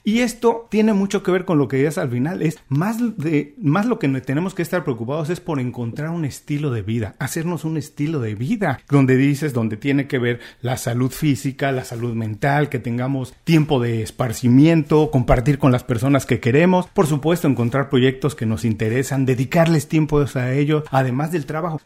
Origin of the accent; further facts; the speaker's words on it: Mexico; now in Miami, United States; yo soy mexicano, vivo en Estados Unidos, en Miami